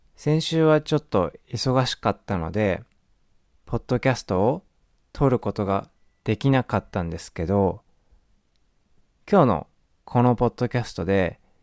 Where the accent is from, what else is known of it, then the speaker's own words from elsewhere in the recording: Japan; 日本です